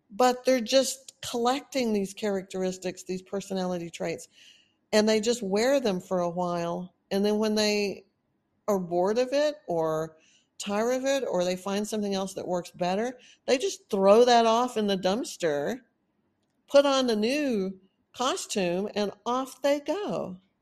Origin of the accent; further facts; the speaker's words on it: Texas, United States; accent: Texan; moved away as an adult; also born or lived in Austin, Texas; now in California, United States; I've been in Texas most of my life. Of course, I sound like a Texan.